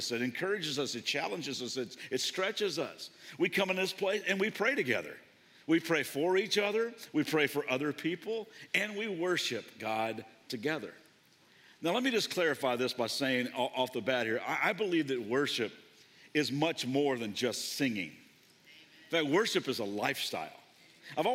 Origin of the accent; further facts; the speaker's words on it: Kentucky, United States; I grew up in Kentucky